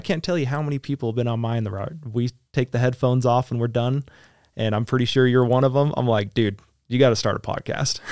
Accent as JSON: {"language": "English", "country": "United States", "said": "so being American"}